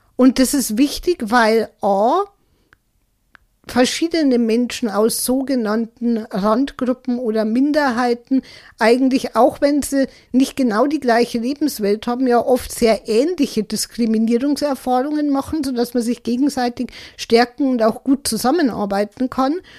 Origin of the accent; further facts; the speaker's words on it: Germany; bei uns in Deutschland